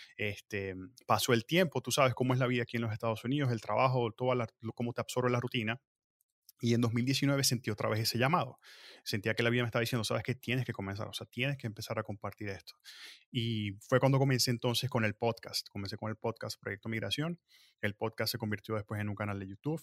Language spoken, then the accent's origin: Spanish; Venezuela; moved away as an adult; also born or lived in Mexico; now in United States; Igual soy de Venezuela, ya, allá vengo